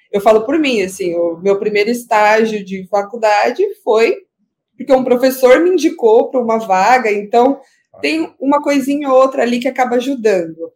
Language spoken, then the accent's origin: Portuguese; São Paulo, Brazil; eu fui criada na, no Jardim Iporanga, que fica na Zona Sul, fica bem próximo ali ao Grajaú.